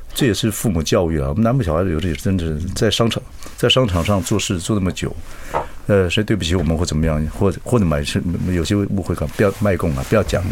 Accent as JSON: {"language": "Chinese", "region": "Chiayi", "country": "Taiwan", "moved": "yes", "said": "我们嘉义人"}